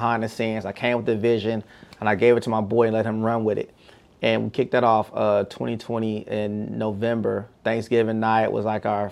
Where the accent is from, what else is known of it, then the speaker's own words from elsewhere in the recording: Bay Area, California, United States; now in Houston, United States; I'm from the Bay Area